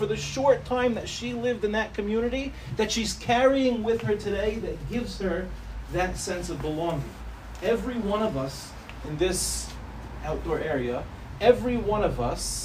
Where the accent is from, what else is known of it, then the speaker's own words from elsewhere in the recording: New York City, New York, United States; now in Ramat Beit Shemesh, Israel; I went to Yeshiva Darche Torah for elementary school. For those of you that know Far Rockaway, I was expelled from Hafter in fifth grade